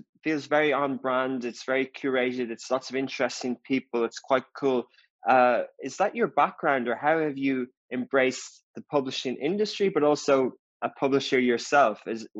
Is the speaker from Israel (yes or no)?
no; Dublin, Leinster, Ireland; where I grew up in Dublin